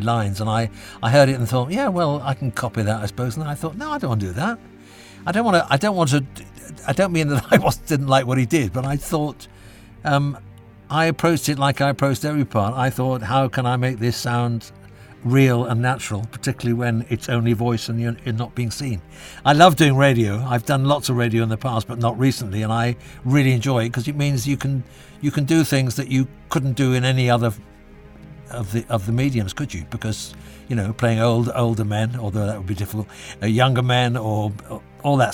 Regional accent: Wales, United Kingdom; I am actually Welsh

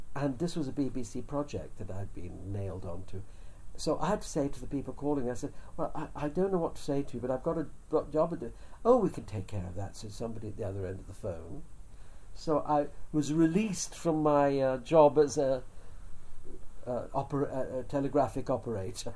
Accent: England, United Kingdom; also born or lived in India; I was born in India but brought up in England

